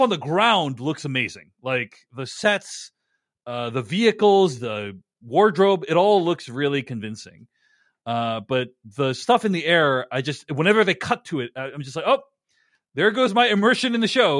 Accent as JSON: {"language": "English", "town": "Boston", "region": "Massachusetts", "country": "United States", "tie": "born or raised there", "said": "I grew up in and around Boston."}